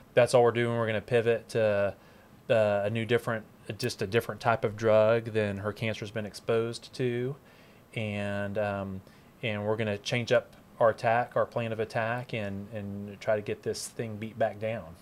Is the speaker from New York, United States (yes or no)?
no; Dallas, Texas, United States; born and raised in Dallas